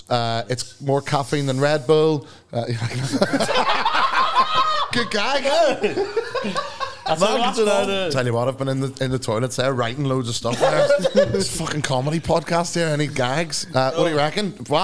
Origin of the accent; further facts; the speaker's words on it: Liverpool, North West England, United Kingdom; Liverpool's favourite son, you know, born and bred in Liverpool.